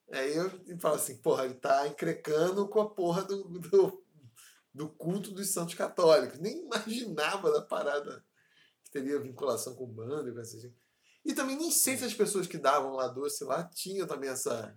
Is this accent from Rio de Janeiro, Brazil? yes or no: yes; Paracambi, Rio de Janeiro, Brazil; first language Portuguese; also born or lived in Seropédica / Bangu; Eu nasci em Paracambi